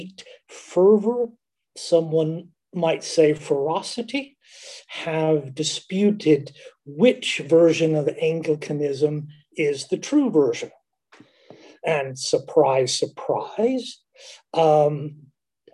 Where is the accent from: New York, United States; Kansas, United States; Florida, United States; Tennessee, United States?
Kansas, United States; born or raised there; also born or lived in Alabama; now in Berlin, Germany